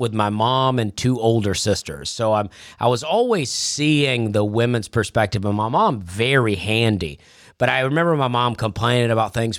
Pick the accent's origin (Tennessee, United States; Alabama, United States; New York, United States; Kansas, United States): Alabama, United States; I grew up in Alabama